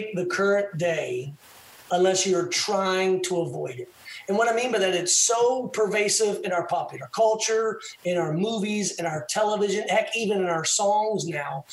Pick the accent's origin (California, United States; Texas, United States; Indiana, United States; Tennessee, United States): Texas, United States; as a Texan